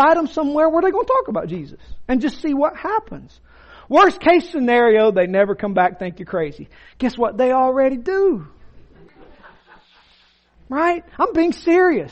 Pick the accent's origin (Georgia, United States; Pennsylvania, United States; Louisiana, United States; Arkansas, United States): Georgia, United States; Rome; I'm from Floyd County. I'm a Roman